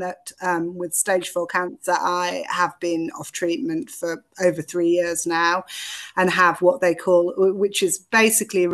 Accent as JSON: {"language": "English", "area": "the Northeast", "region": "North East England", "country": "United Kingdom", "also_born_or_lived": "London", "moved": "as an adult", "said": "the Northeast, which is where I'm from originally"}